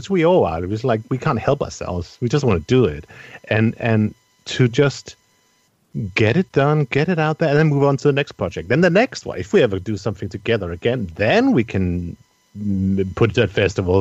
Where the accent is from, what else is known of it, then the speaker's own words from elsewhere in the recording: Denmark; I'm from Denmark, where I come from